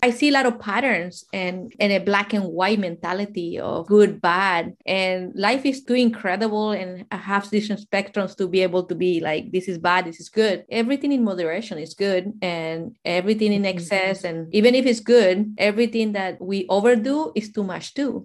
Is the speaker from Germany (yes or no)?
no; Mexico; moved away; I'm from Mexico, and in our culture